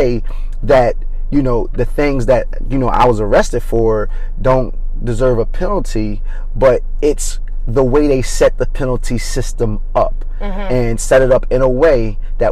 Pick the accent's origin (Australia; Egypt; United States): United States; Coatesville, Pennsylvania; I'm from Coatesville. Grew up in Coatesville